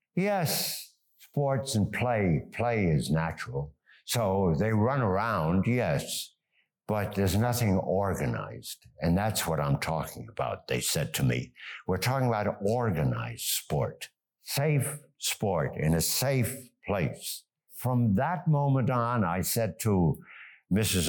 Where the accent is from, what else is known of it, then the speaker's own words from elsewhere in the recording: United States; moved away as an adult; also born or lived in Germany / New York; now in Geneva, Switzerland; We came to the United States. My education was totally in the United States